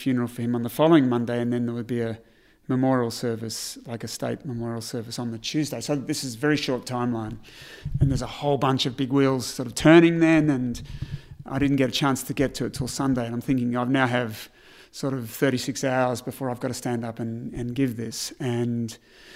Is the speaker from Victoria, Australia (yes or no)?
yes; Melbourne, Victoria, Australia; We grew up in Hawthorne, so Hawthorne wasn't as privileged then as it is today.